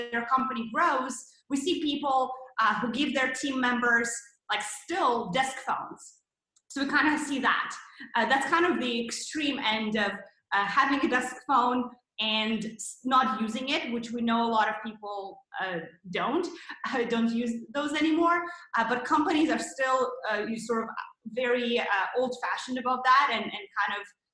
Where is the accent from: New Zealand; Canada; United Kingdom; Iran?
Canada; moved away as an adult; also born or lived in Toronto, Canada; now in San Francisco, United States; both of us are Canadians. We came to San Francisco from Toronto